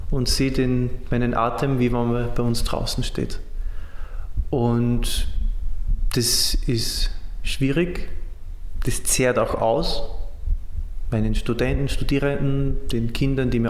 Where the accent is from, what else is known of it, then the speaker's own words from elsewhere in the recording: Austria; now in Syria; Äh, Franzos, Pole, ein Österreicher, das bin ich, ein Ägypter und ein Syrer.